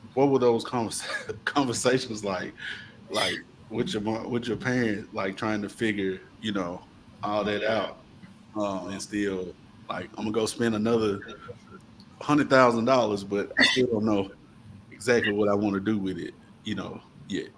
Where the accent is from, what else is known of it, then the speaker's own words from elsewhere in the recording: Coldwater, Mississippi, United States; Mac and I, uh, born and raised in Coldwater